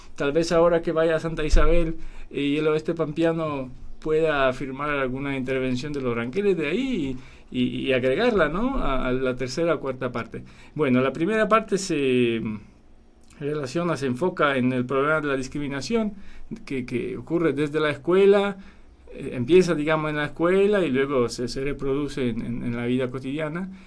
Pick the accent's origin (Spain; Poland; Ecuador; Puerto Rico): Poland; also born or lived in Paraguay; now in Argentina; yo soy de Polonia, tengo nombre polaco